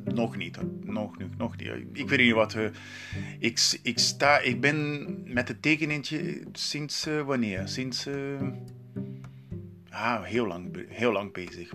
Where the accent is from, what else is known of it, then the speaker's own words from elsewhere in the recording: Brazil; Dutch is a second language; moved away as an adult; now in Netherlands; ik kom uit Brazilië